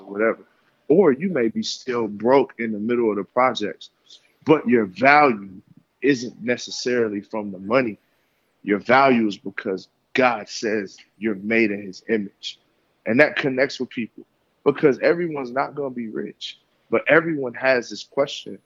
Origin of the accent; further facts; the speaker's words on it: Tennessee, United States; also born or lived in Michigan; I came from Michigan and I grew up in Tennessee.